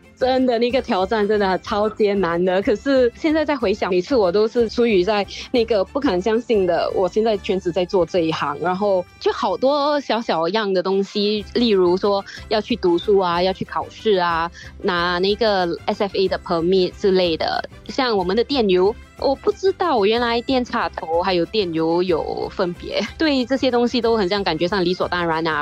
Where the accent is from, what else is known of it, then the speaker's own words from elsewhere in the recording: Singapore; 我们新加坡人都最爱的就是吃